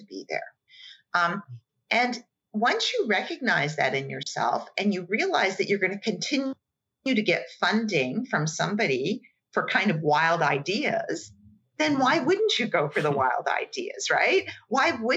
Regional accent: Calgary, Alberta, Canada; moved away; I was born and raised in Calgary, as were my parents

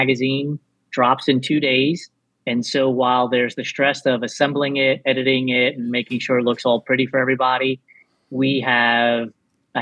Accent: New York City, New York, United States; moved away; also born or lived in Texas; I was born in New York, grew up in the Bronx predominantly

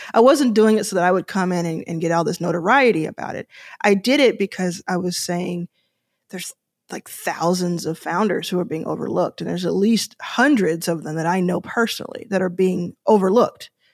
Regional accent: Dallas, Texas, United States; also born or lived in Houston / Austin; I grew up in Dallas

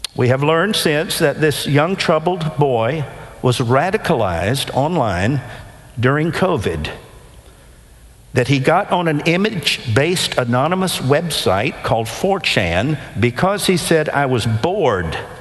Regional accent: Nashville, Tennessee, United States; When I was growing up in Nashville as a teenager in the 70s

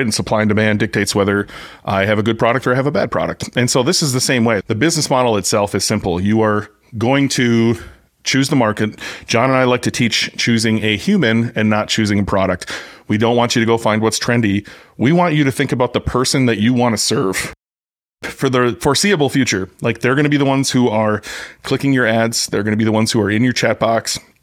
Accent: United States; I'm American

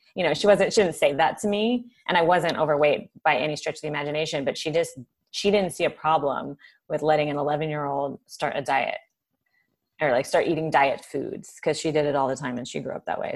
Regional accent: Southern California, United States; I grew up in Southern California during the Baywatch era

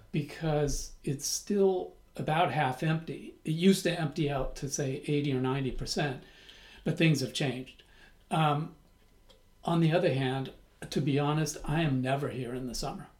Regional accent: San Francisco, California, United States; moved away as an adult; also born or lived in Berkeley, California / Italy / Paris, France; now in France; I was born in San Francisco.

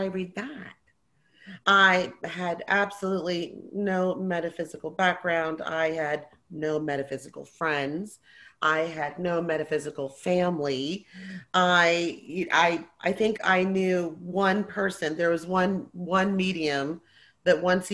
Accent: New Jersey, United States; I'm born and raised in New Jersey, Jersey girl.

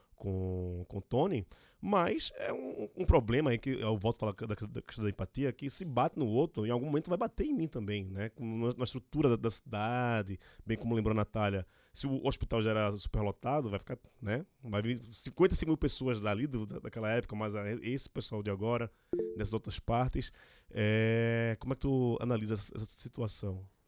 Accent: Recife, Pernambuco, Brazil; now in São Paulo, Brazil; eu sou de Recife, mas moro em São Paulo

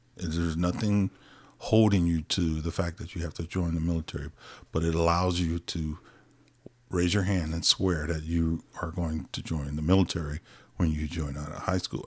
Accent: Compton, California, United States; also born or lived in Watts, Los Angeles; I was, uh, born in Los Angeles, a little small city of Compton, and, uh, I grew up there for a majority part of my life

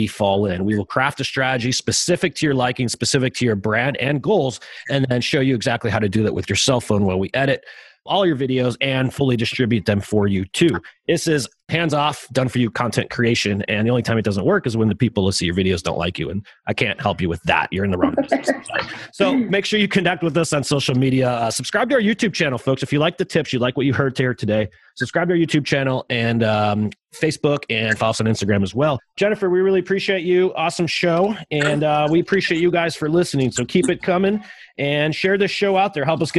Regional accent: Chicago, Illinois, United States; I'm from Chicago

